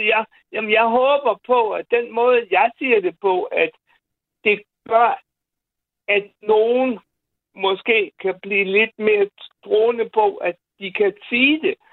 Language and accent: Danish; Bosnia & Herzegovina; now in Denmark; jeg er en homoseksuel bosnier